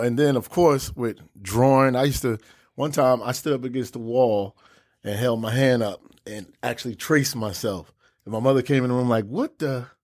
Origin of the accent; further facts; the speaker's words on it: Newark, New Jersey, United States; I'm from Brick City, Newark, New Jersey